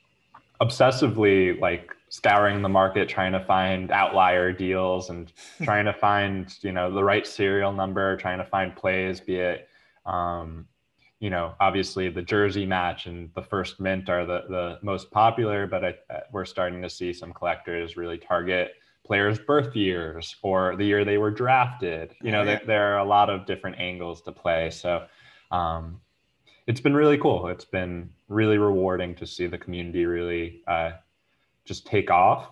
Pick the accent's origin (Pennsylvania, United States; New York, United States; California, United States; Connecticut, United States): New York, United States; I'm actually born and raised in New York, live in Brooklyn to this date